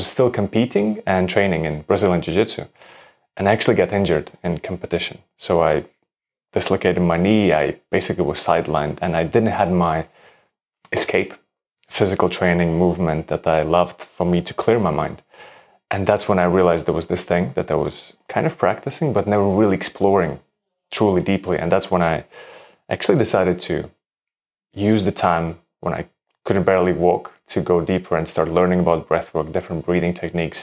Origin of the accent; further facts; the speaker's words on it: Latvia; moved away as an adult; also born or lived in Denmark; I'm originally from Latvia. I grew up in Latvia and then moved to Denmark to study architecture